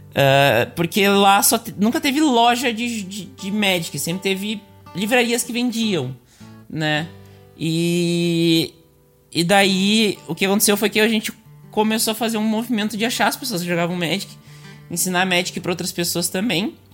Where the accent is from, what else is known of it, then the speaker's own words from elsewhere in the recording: Montenegro, Rio Grande do Sul, Brazil; Eu sou de Montenegro, mas é, recém saí de Montenegro, na real, nasci né? e criada lá.